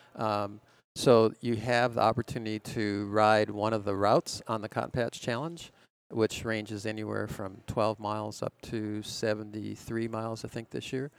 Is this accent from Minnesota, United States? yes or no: yes; Lanesboro, Minnesota, United States; I grew up in Lanesboro, Minnesota